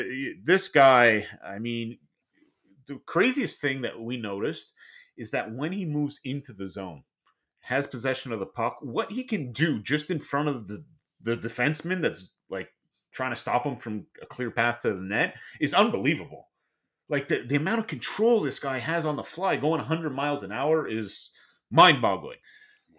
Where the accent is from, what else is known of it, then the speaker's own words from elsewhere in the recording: Montreal, Quebec, Canada; I grew up in Montreal. I've been to places like the Sioux, to Calgary.